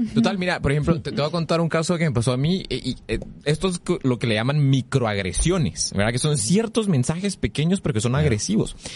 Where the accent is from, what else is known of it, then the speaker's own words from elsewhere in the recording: Guatemala; nosotros como guatemaltecos